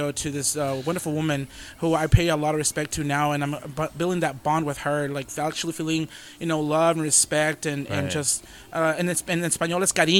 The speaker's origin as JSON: {"language": "English", "town": "San Angelo", "region": "Texas", "country": "United States", "tie": "born or raised there", "said": "I'm born and raised here in San Angelo. But like I was telling you before we started the podcast, my parents are from Acuña, both sides."}